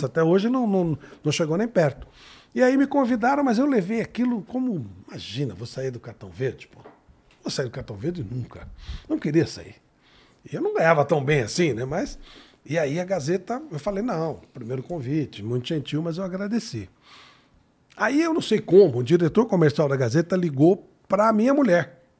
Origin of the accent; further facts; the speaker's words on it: Ribeirão Preto, São Paulo, Brazil; eu sou de Ribeirão Preto